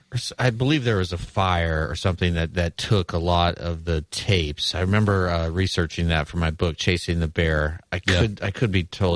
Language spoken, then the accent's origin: English; Lincoln, Nebraska, United States; I certainly knew about it even growing up in Lincoln, Nebraska.